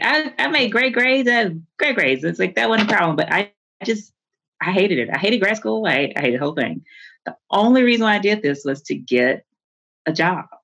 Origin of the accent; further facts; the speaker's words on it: Houston, Texas, United States; I'm from Houston. Like, I am, I went, my family's Catholic, but we are a Black Catholic community in the inner city